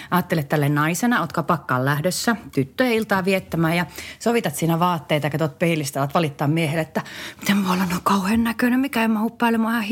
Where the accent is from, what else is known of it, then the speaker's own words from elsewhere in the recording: Varkaus, North Savo, Finland; moved away; Meillä Varkaudessa aikoinaan sanottiin